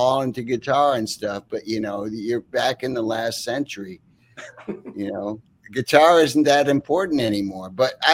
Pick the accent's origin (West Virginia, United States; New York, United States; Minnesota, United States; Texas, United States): New York, United States; upstate; I played a few shows in upstate New York, my local bar in my hometown.